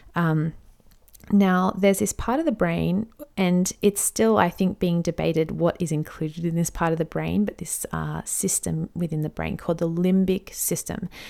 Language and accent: English; Australia; I'm an Aussie mum in my thirties